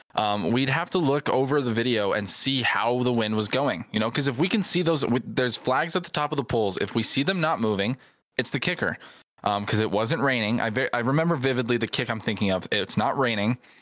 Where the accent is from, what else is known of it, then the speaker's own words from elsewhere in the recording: Southern California, United States; growing up where I grew up in Southern California